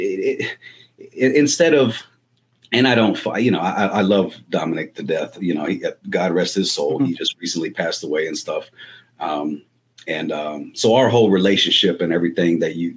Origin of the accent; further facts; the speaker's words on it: Los Angeles, California, United States; moved away; I was born and raised in Los Angeles, California, back in the 80s